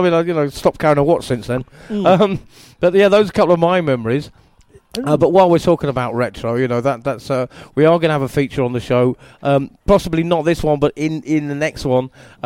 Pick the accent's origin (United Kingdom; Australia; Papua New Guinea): United Kingdom; England; accent: southern; And when I told him in my southern accent, it's disappeared a bit now over the years since I became an actor